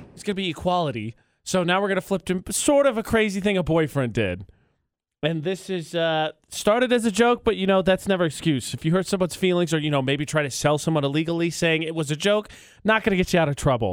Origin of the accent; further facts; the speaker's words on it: Indiana, United States; moved away; I'm from Indiana